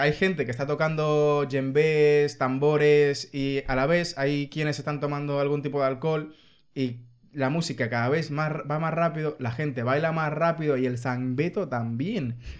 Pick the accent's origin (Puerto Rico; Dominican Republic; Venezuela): Dominican Republic; now in Spain; La gente de República Dominicana somos dominicanos, no republicanos